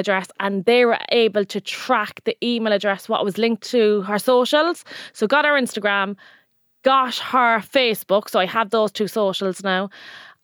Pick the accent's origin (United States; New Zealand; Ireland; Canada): Ireland